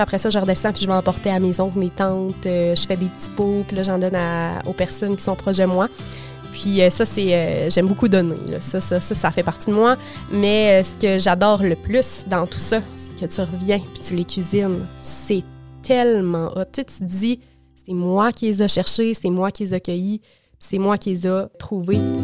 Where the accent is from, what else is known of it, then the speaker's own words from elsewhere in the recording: Quebec City, Quebec, Canada; moved away as an adult; also born or lived in Montreal; now in Gaspésie, Canada; J'ai grandi à Québec